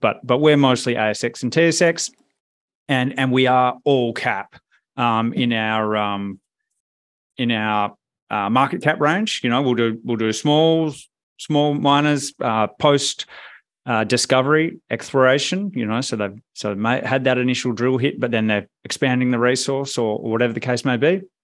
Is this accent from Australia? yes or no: yes; Perth, Western Australia, Australia; moved away as an adult; I am from Perth originally, Um, grew up there, went to uni there